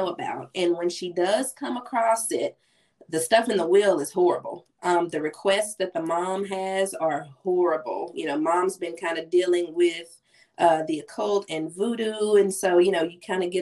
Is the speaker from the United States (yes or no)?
yes; Oxford, Mississippi, United States; Oxford, Mississippi, which is my hometown